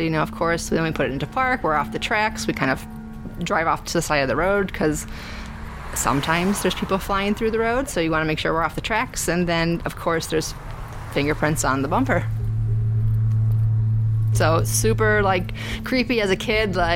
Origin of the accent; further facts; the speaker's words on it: Glendale Heights, Illinois, United States; now in Bartlett, United States; I grew up in Glendale Heights